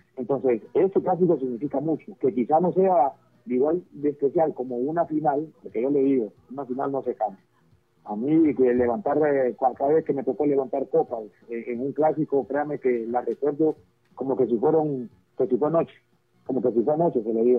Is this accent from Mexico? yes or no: no; Honduras; como hondureño